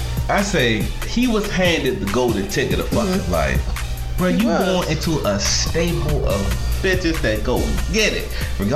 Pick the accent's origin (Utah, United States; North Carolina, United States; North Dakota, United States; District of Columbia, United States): District of Columbia, United States; Washington; I grew up in D.C., born and raised in the District of Columbia. So I know D.C. better.